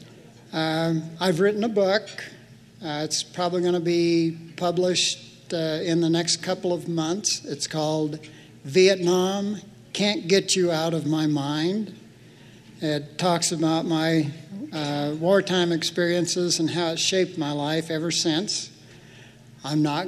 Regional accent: Eden, Idaho, United States; growing up in Jerome County

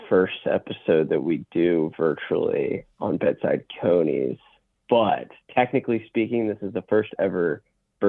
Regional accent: Hamilton, Ohio, United States; I'm from like the Hamilton, Ohio area

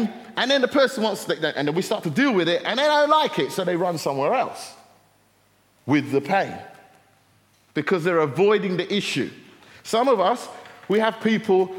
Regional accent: United Kingdom; We're British

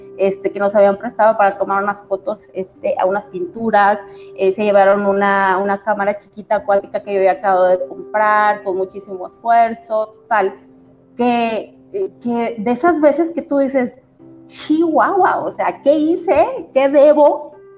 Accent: Mexico City, Mexico; moved away as an adult; now in Comarca Lagunera, Mexico; yo nací en Ciudad de México, pero a los 18 años eh, yo me vine aquí a la comarca lagunera a estudiar mi universidad

